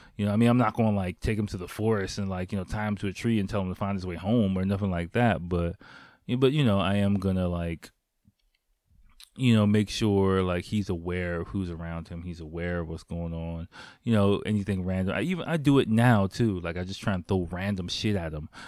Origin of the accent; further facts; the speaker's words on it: United States; moved away as an adult; now in Japan; the environment I grew up in in America